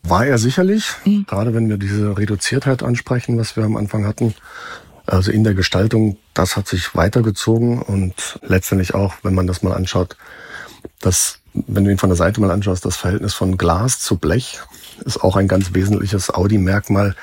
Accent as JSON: {"language": "German", "region": "North Rhine-Westphalia", "country": "Germany", "moved": "yes", "said": "ich komme aus Westfalen ursprünglich"}